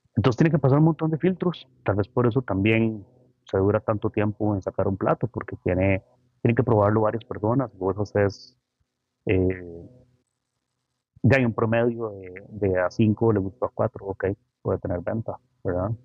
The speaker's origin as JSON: {"language": "Spanish", "country": "Costa Rica", "said": "tenemos un potencial increíble, o sea, como ticos"}